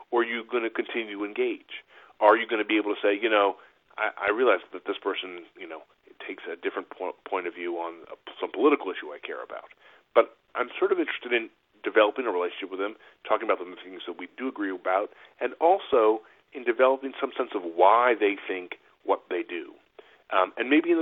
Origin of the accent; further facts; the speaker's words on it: Buffalo, New York, United States; now in Rhode Island, United States; I grew up in Buffalo, New York